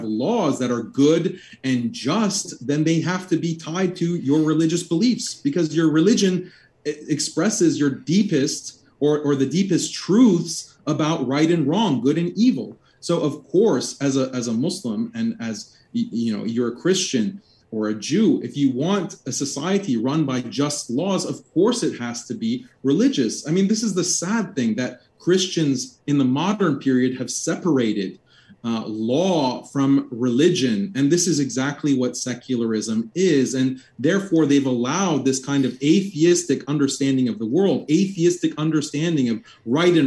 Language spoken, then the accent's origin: English; Texas, United States; I was born and raised in Texas